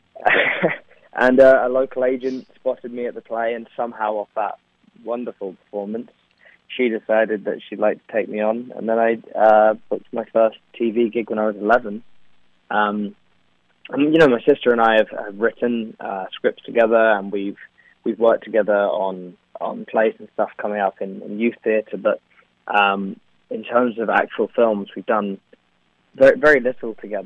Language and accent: English; London, United Kingdom; accent: Cockney; now in Los Angeles, United States; my accent is the kind of stereotypical British accent, or yeah, the Cockney English accent